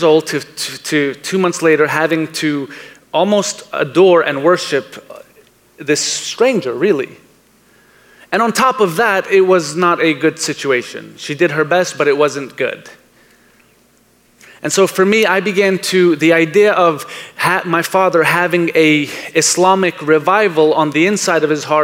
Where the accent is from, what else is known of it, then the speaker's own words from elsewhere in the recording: New York City, New York, United States; I was born in Brooklyn, New York.